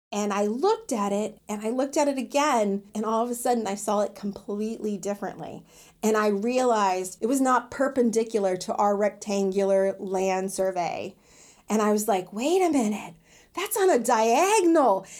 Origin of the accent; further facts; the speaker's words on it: New Smyrna Beach, Florida, United States; I'm working in my hometown, New Smyrna